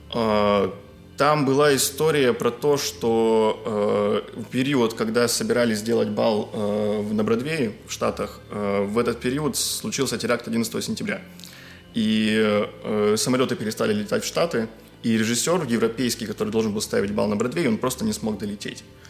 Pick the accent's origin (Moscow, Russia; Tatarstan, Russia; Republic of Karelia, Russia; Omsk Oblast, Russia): Republic of Karelia, Russia; now in Saint Petersburg, Russia; я из Карелии, вот, живу, учусь и работаю